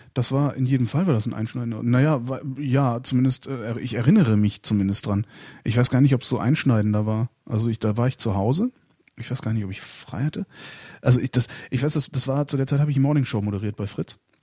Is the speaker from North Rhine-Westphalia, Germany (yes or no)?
yes; near Cologne, North Rhine-Westphalia, Germany; in der Nähe von Köln, 20 Kilometer von Köln entfernt